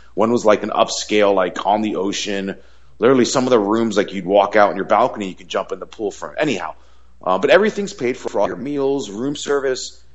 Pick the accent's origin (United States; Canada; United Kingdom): United States; South Florida; I grew up in South Florida, which was like a 30-minute plane ride to the Bahamas